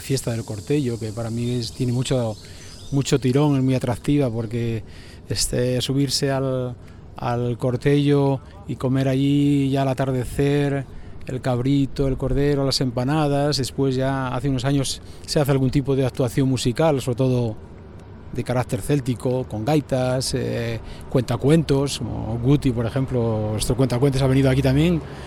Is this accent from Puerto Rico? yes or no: no; Lubián, Castile and León, Spain; nosotros que somos lobos de Lubián